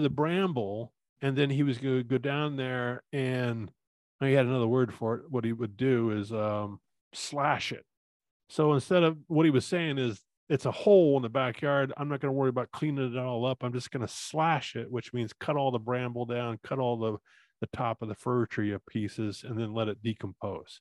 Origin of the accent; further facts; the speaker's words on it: Orlando, Florida, United States; I grew up in Orlando before Disney, and Disney ruined it